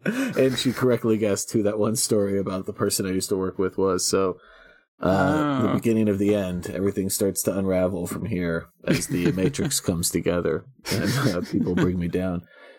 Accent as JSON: {"language": "English", "region": "North Carolina", "country": "United States", "tie": "born or raised there", "said": "I grew up 45 minutes outside Wilmington, North Carolina. It's a great city, and hurricanes are basically harmless most of the time for most people."}